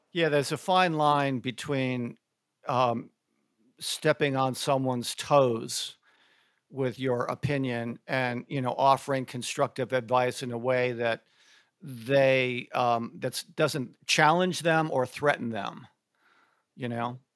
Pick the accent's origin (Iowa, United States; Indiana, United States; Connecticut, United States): Connecticut, United States; moved away as an adult; also born or lived in Syracuse, New York / Atlanta, Georgia; I grew up in Connecticut, went to school at Syracuse, upstate New York